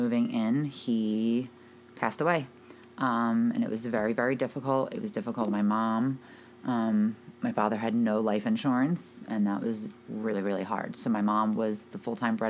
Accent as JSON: {"language": "English", "town": "Philadelphia", "region": "Pennsylvania", "country": "United States", "tie": "born or raised there", "moved": "as an adult", "lives_now": "New Jersey, United States", "said": "I grew up in Philadelphia, Pennsylvania. I lived there from the time that I was born"}